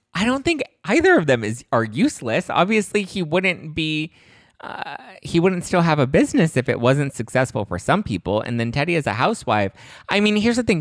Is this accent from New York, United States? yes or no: no; Los Angeles, California, United States; Los Angeles, born and raised